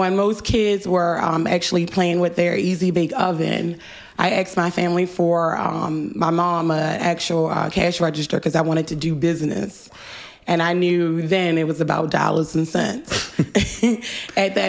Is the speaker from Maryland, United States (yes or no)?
yes; Baltimore, Maryland, United States; Although I live in Northeast, I'm from West